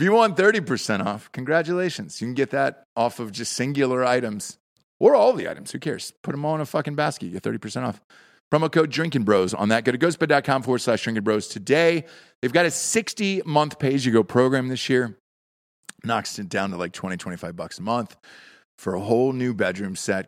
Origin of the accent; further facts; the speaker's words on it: the South, United States; I'm from the South